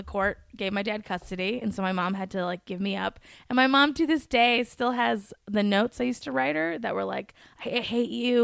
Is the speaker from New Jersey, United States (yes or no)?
no; Minnetonka, Minnesota, United States; also born or lived in Eden Prairie, Minnesota / Boston; now in New York, United States; I grew up in Minnetonka, which was next to it.